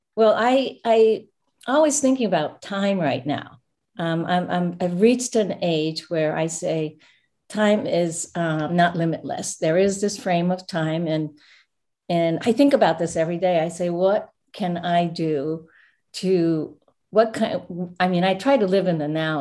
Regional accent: Japan; moved away; also born or lived in United States; I actually was born here, but I went back to Japan and grew up, um, uh, next to my grandmother's house

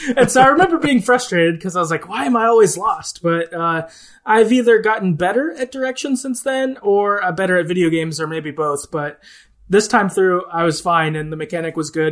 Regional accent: the Midwest of the US, United States; I'm from the Midwest of the U S, so, like, we're just generally, like, I don't know, positive and nice outward

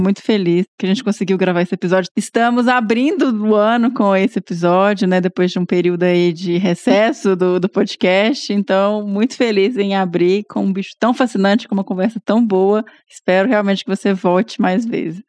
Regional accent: Minas Gerais, Brazil; eu sou mineiro

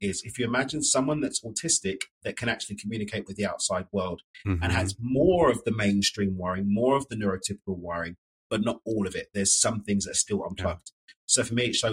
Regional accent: London, United Kingdom; moved away as an adult; now in Mexico; So I'm from East London in the UK, but I moved to Mexico back in 2018

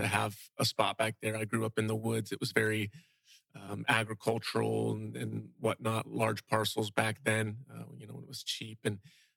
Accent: Fort Myers, Florida, United States; now in Bokeelia, United States; I grew up in South Fort Myers in an area called Briarcliff

